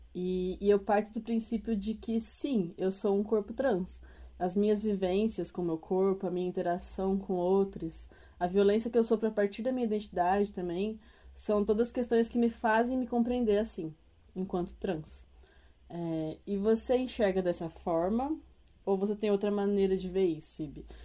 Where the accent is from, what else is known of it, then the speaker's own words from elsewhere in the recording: São Paulo, Brazil; eu sou paulistana